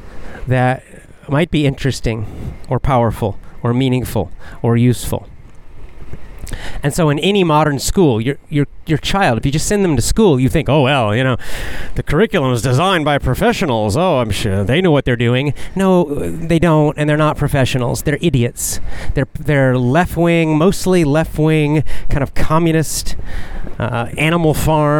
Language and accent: English; United States; I'm American, so we learned American history